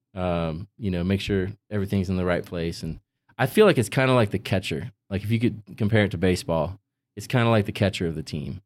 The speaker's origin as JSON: {"language": "English", "town": "Visalia", "region": "California", "country": "United States", "tie": "born or raised there", "also_born_or_lived": "Boston", "moved": "as an adult", "said": "I had just moved there from my hometown of Visalia, California"}